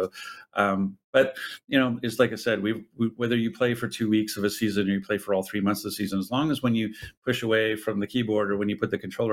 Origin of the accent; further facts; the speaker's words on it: Ottawa, Ontario, Canada; I'm Canadian, I'm from Eastern Canada. Like I was born and raised in Ottawa, Ontario